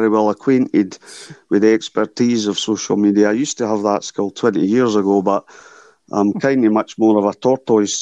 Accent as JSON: {"language": "English", "town": "Edinburgh", "region": "Scotland", "country": "United Kingdom", "also_born_or_lived": "Duddingston Mills", "said": "I'm from Portobello originally"}